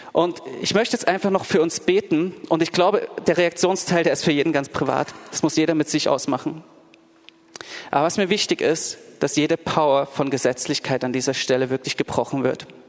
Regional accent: Dresden, Saxony, Germany; now in Berlin, Germany; ich bin in Dresden in der Gemeinde aufgewachsen

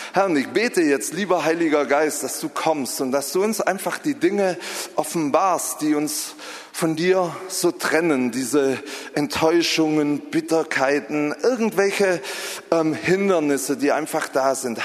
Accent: Southern Germany, Germany; moved away; Ich komme ja aus Süddeutschland, das hört man vielleicht so ein bisschen

